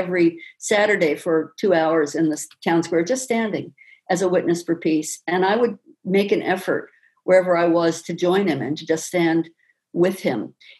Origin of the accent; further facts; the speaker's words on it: Westport, Connecticut, United States; So I think growing up in Westport, I saw early on some of the same inequities that we see now